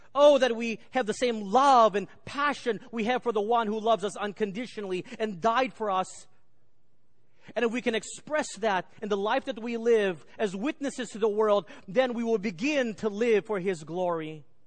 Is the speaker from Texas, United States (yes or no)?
yes; Garland, Texas, United States; The Benham brothers grew up in the same neighborhood as I grew up in Garland, Texas